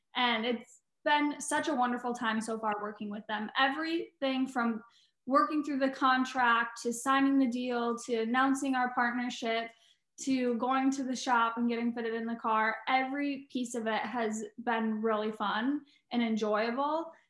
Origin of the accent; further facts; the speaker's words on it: Eagle River, Wisconsin, United States; moved away; Wisconsin. That's my home state, so I'm really excited to be able to go back there and see my family